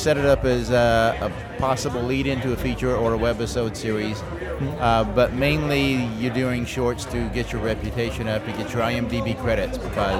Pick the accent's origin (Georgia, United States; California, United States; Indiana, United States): Georgia, United States; Atlanta; I'm actually from Atlanta.